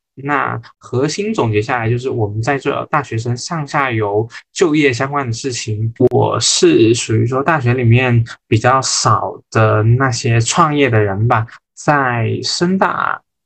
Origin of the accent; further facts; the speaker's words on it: the Northwest, Northwest China, China; moved away; 我来自大西北，一路南下求学，从江南到湾区